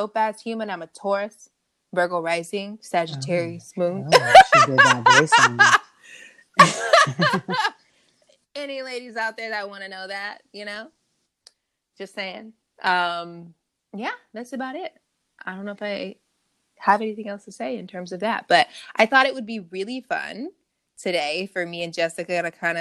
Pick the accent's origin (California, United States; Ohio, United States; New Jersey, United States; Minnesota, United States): California, United States; Long Beach; I am also a Cali girl, born and raised, Long Beach, Strong Beach